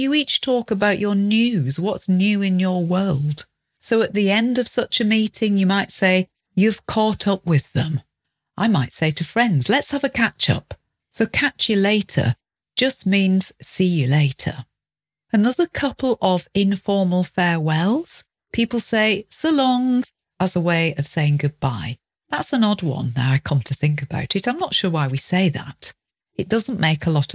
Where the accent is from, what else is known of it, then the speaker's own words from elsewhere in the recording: United Kingdom; we're British